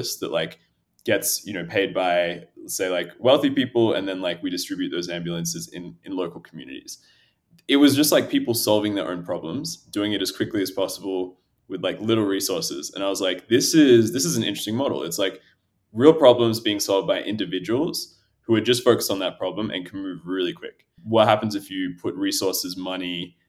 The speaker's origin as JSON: {"language": "English", "country": "Australia", "tie": "born or raised there", "also_born_or_lived": "Ethiopia / Addis Ababa, Ethiopia", "said": "I'm originally from Ethiopia, so my parents were born there. I grew up in Australia, but I used to travel back a lot as a kid"}